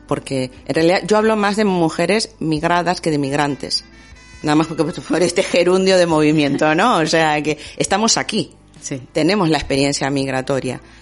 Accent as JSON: {"language": "Spanish", "country": "Argentina", "moved": "as an adult", "lives_now": "Bilbao, Spain", "said": "yo hace 18 años que vivo en Bilbao. Y, eh, y, prácticamente desde que llegué, yo soy argentina"}